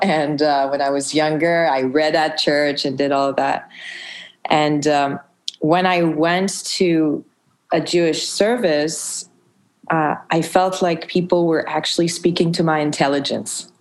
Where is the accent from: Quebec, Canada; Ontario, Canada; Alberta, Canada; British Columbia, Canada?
Quebec, Canada; Montreal; I grew up in Montreal